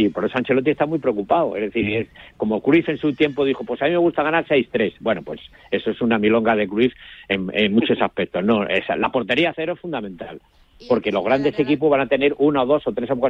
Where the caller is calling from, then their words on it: Madrid, Community of Madrid, Spain; mi de Madrid.